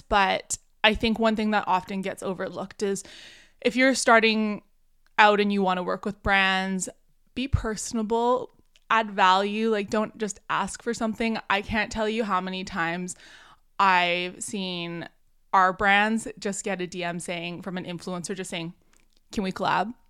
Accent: Canada; also born or lived in Vancouver, British Columbia; I'm Canadian. I'm out on the West Coast here in Vancouver, British Columbia

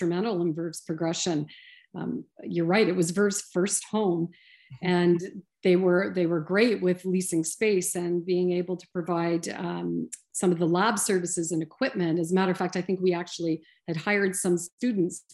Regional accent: London, Ontario, Canada; moved away as an adult; now in Sudbury, Canada; I'm from the South. I'm from London, Ontario, originally.

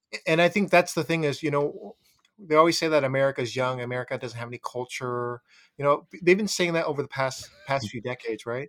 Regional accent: Oakland, California, United States; I grew up in Oakland

